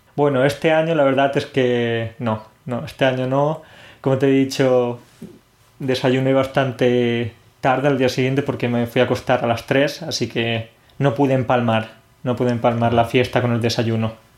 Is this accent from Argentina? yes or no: no; Spain; now in Poland; los españoles mezclamos las bebidas porque, claro, nosotros tenemos algo muy típico